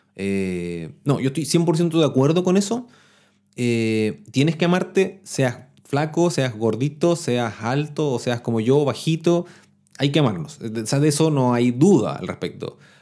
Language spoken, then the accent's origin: Spanish; Chile; yo les hablo de Chile porque soy chileno